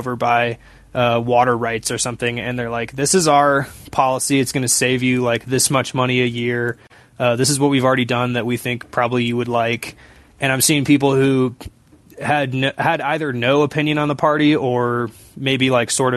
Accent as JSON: {"language": "English", "town": "Seattle", "region": "Washington", "country": "United States", "said": "I'm from Seattle"}